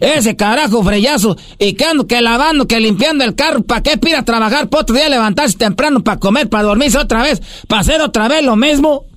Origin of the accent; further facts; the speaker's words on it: Michoacán, Mexico; moved away; cuando yo estaba morrillo allá en Michoacán